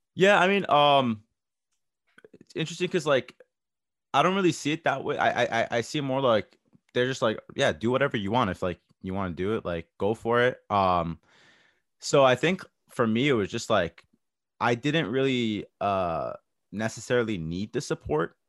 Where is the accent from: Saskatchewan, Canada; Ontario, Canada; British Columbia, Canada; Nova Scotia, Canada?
Ontario, Canada; Toronto; I grew up in Toronto, a multicultural area.